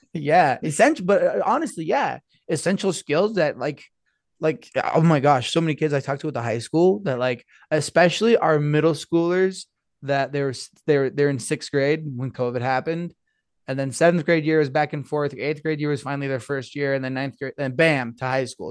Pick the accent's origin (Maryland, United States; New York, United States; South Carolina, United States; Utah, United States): Utah, United States; Blanding; I grew up in San Juan, over at Blanding, San Juan High School